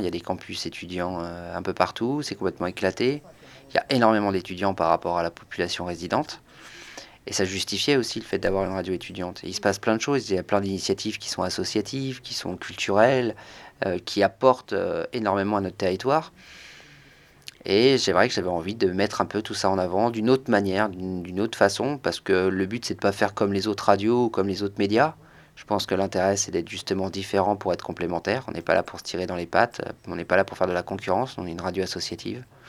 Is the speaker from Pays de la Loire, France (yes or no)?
yes; Angers, Pays de la Loire, France; also born or lived in Nantes; Je suis revenu à Angers au bout de trois ans. Et je me suis rendu compte que dans ma ville natale